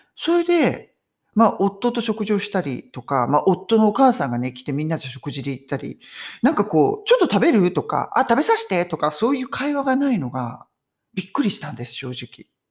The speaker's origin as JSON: {"language": "Japanese", "country": "Japan", "moved": "yes", "lives_now": "United Kingdom", "said": "海外に住んでても、日本人っぽい感じ"}